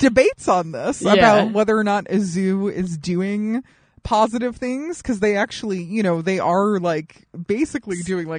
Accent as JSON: {"language": "English", "region": "Colorado", "country": "United States", "tie": "born or raised there", "said": "where I grew up in Colorado, there's a zoo on the side of a mountain."}